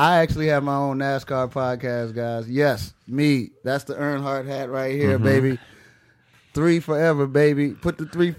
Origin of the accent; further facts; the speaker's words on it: Washington, District of Columbia, United States; I grew up in D.C.